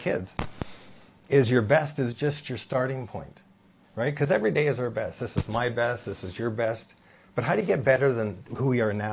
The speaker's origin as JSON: {"language": "English", "town": "Vancouver", "region": "British Columbia", "country": "Canada", "said": "I was from Vancouver"}